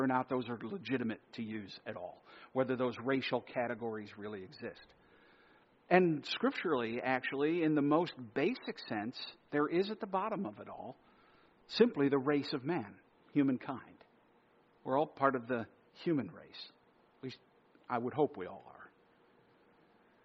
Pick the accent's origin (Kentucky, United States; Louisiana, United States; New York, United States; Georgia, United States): New York, United States; New Yorkers, United States; New Yorkers, we all try to hide our identity